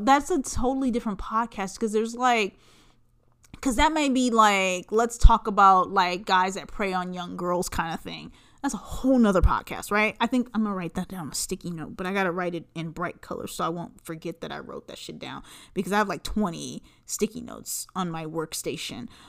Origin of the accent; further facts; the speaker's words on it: Southern California, United States; I grew up in Southern California